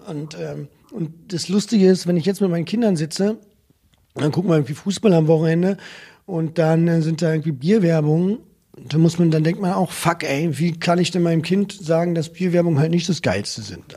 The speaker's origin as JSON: {"language": "German", "country": "Germany", "said": "als Deutsche"}